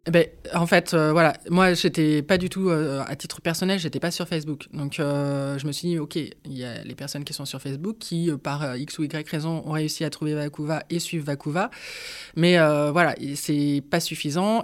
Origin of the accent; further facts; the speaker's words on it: Nantes, Pays de la Loire, France; je suis nantaise hein, d'origine, même si j'ai eu l'occasion de vadrouiller à droite et à gauche en France.